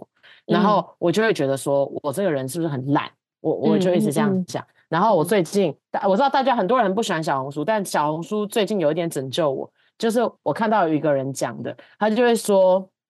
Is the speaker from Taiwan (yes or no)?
yes; Taiwan; moved away as an adult; now in United States; 我二十五岁的时候，我从台湾来了美国，然后我三十岁的这一年，我我应该就是我我确定我的职我的职业生涯跟我人生三十几岁的时候，应该是会待在北美的